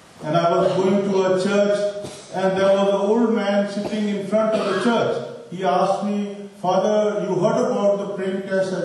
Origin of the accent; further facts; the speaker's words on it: Pakistan; moved away as an adult; now in Istanbul, Turkey; As I come from Pakistan, and it is last 5 years that I am in Istanbul